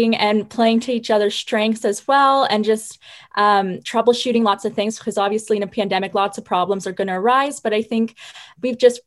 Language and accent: English; Waterloo, Ontario, Canada; moved away as an adult; now in Kingston, Canada; I'm actually from the Waterloo area, but I'm in my third year at Queen's